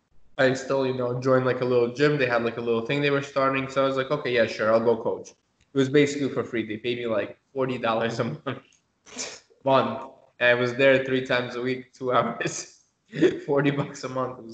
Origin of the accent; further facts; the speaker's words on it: Moscow, Russia; now in United States; I was born in Moscow myself, but yeah, I have Lithuanian heritage.